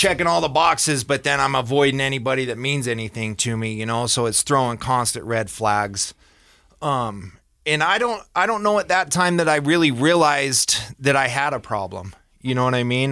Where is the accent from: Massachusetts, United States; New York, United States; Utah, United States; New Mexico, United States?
Utah, United States; Ogden; born and raised in Ogden